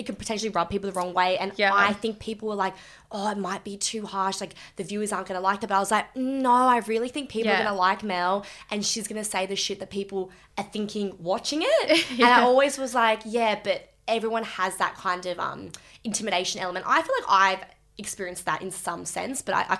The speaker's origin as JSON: {"language": "English", "town": "Sydney", "region": "New South Wales", "country": "Australia", "said": "I'm from Bondi"}